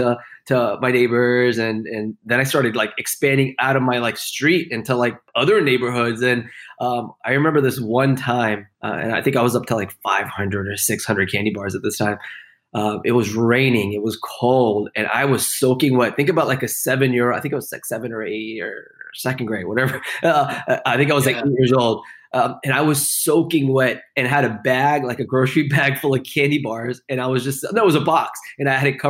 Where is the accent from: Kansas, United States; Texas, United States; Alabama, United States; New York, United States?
Texas, United States; Houston; I grew up in Houston, Texas